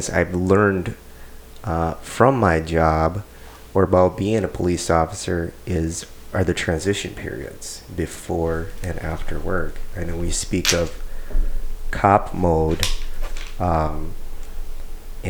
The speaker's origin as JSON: {"language": "English", "town": "St. Paul", "region": "Minnesota", "country": "United States", "tie": "born or raised there", "said": "I ran around all over in St. Paul, so yeah, I mean, I grew up in St. Paul"}